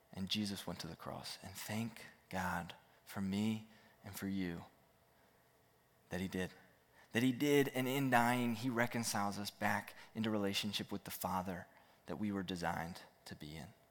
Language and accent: English; Roanoke, Virginia, United States; I grew up here in Roanoke